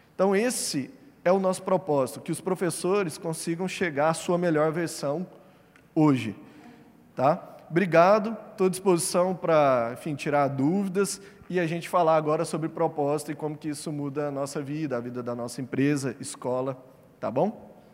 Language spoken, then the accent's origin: Portuguese; Uberlândia, Minas Gerais, Brazil; Eu sou mineiro, de Uberlândia